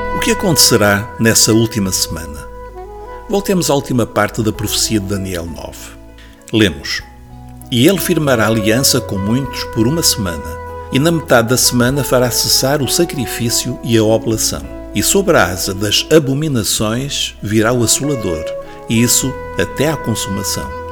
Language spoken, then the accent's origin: Portuguese; Portugal; nós, como portugueses